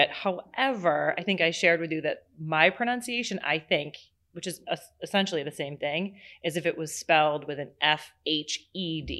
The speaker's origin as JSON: {"language": "English", "region": "Massachusetts", "country": "United States", "tie": "born or raised there", "said": "And my mother was born and raised on Cape Cod and they they met down here."}